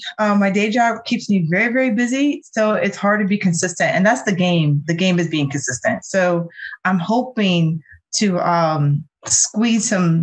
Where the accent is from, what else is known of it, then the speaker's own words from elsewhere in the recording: Omaha, Nebraska, United States; also born or lived in Georgia / South Carolina; So I was born in the state of Georgia, raised in Omaha, Nebraska. So yes, people in virtual world, Black people live in Omaha, Nebraska. I was one. And then we moved to Charleston, South Carolina.